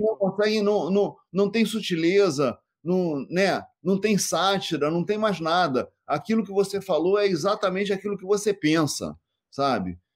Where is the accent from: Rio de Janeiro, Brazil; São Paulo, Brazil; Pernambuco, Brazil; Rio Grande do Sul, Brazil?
Rio de Janeiro, Brazil; fui nascido e criado na Penha, realmente na Vila da Penha, aqui no Rio de Janeiro